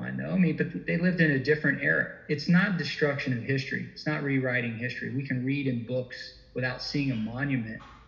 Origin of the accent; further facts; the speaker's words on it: Deep South, United States; I'm a Southern boy. I was born and raised in the Deep South.